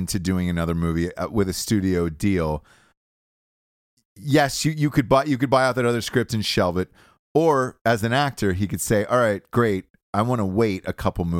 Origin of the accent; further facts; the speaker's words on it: Georgia, United States; And especially, I'm from Georgia, so it was like, right, all right, cool.